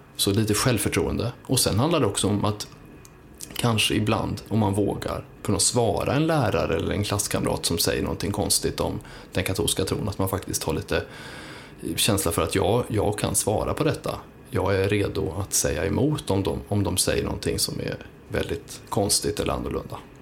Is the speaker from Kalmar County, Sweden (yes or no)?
no; Uppsala, Uppsala County, Sweden; från Uppsala, där jag kommer ifrån